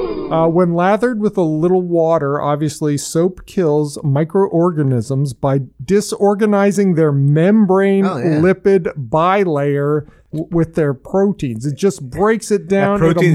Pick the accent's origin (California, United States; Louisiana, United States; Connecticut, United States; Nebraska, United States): Louisiana, United States; New Orleans; I'm from New Orleans.